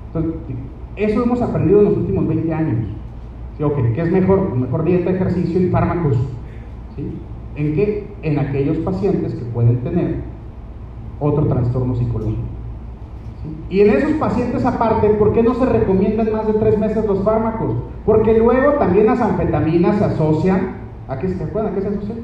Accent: Mexico; somos mexicanos

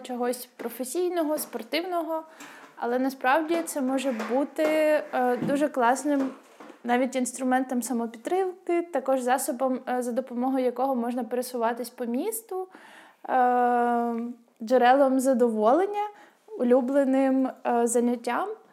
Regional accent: Rubizhne, Luhansk Oblast, Ukraine; у мене в моєму рідному місті в Рубіжному, на Луганщині.

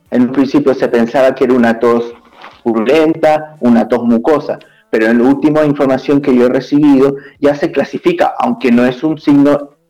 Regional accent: Chile; also born or lived in Ecuador; Este, aclarar un poquito, soy chileno, pero estudié en Ecuador.

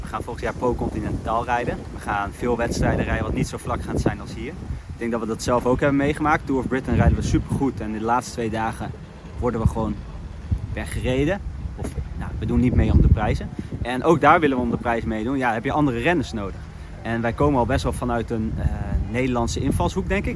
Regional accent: Netherlands; ik kom uit Nederland

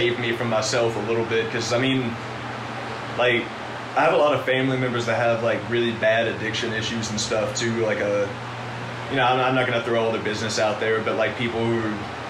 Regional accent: Owensboro, Kentucky, United States; moved away as an adult; my hometown, Owensboro, Kentucky

